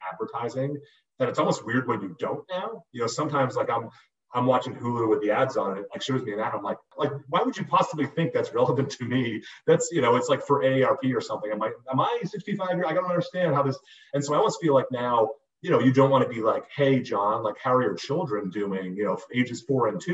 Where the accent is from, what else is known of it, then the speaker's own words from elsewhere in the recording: Boston, Massachusetts, United States; I grew up in Boston